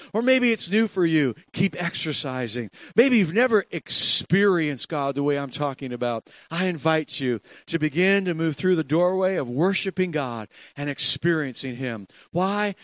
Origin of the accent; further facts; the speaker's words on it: Ontario, Canada; i'm from ontario